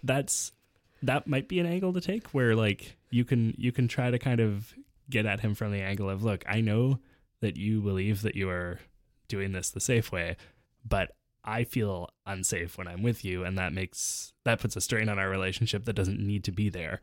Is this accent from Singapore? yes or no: no; Canada; As a Canadian